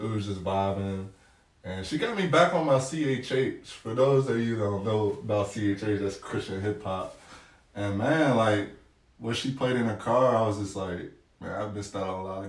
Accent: York, Pennsylvania, United States; moved away; I went back to my hometown when I'm originally from York, Pennsylvania

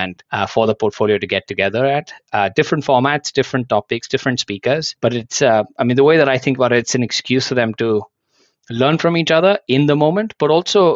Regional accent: India; moved away as an adult; now in Hong Kong; I was actually born and brought up in India

